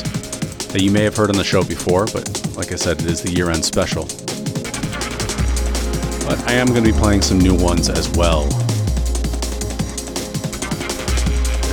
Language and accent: English; United States; moved away as an adult; now in Canada; that is my home country